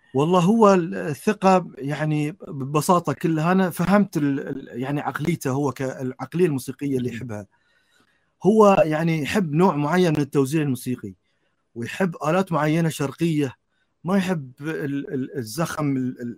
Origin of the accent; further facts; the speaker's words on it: Bahrain; في بلدي البحرين